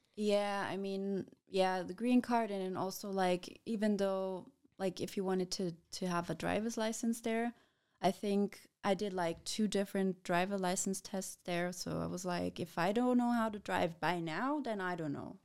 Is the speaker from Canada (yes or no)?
no; Passau, Bavaria, Germany; now in Fürth, Germany; I was born in Passau